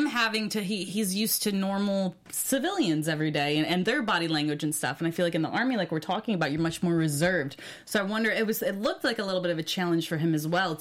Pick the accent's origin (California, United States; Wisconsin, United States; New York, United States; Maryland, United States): New York, United States; Upstate; Upstate New York. My hometown